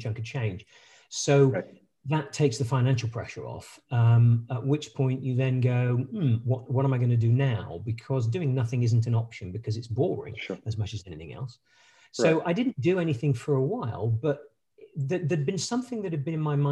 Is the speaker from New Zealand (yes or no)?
no; United Kingdom; accent: British; moved away as an adult; also born or lived in French Alps / United States; my accent, I'm a British, British by origin. Was born in the UK. I spent most of my formative, pretty much all my formative years up to my bachelor's degree in the UK.